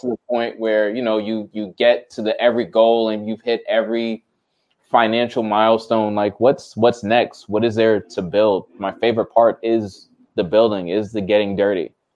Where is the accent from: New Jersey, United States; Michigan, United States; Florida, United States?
New Jersey, United States; I grew up not knowing I'm from Jersey